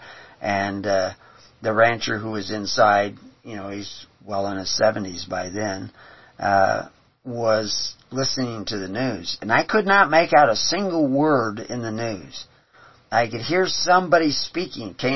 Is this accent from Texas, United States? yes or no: yes; Houston, Texas, United States; I grew up in Houston on the bayous in Texas